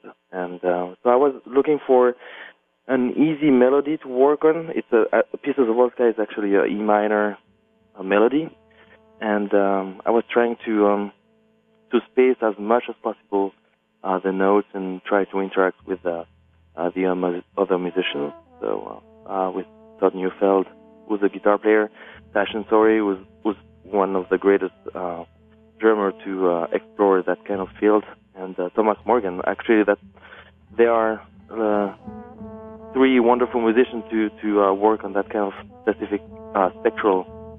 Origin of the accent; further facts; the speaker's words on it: Romandy, Switzerland; Well, I come from the French part of Switzerland, so we pronounce Blaser.